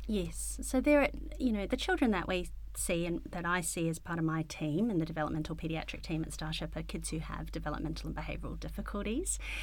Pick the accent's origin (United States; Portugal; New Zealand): New Zealand; Wellington; I grew up in Wellington. I was born in Wellington.